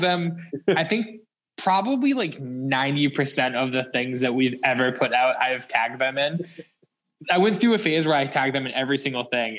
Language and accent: English; West Boylston, Massachusetts, United States; I grew up in West Boylston, but like I grew up on the Sterling side